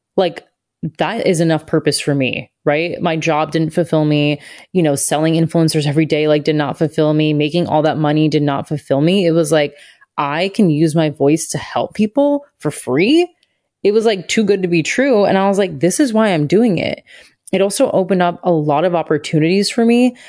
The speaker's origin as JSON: {"language": "English", "town": "Satellite Beach", "region": "Florida", "country": "United States", "tie": "born or raised there", "said": "I grew up in Satellite Beach, Florida."}